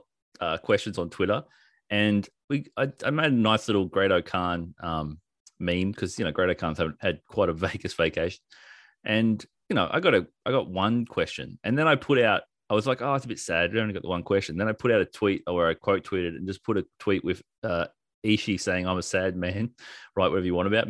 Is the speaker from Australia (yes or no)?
yes; Australia